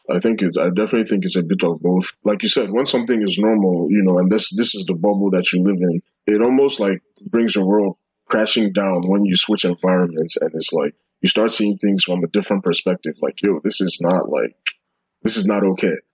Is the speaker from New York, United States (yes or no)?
yes; New York, United States; also born or lived in London, United Kingdom / Abuja, Nigeria; I grew up in a bunch of places. I, I grew up in New York and London, and a little bit in Abuja too. So, like, I have like a little of a mixed bag, like, of experiences, you know.